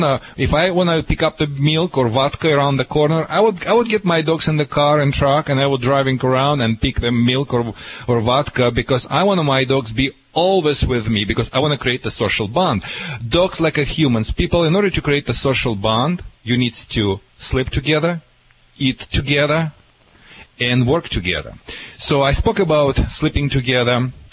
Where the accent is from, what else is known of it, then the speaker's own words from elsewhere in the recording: California, United States; accent: California; I hope you understand my accent too. It's a California accent.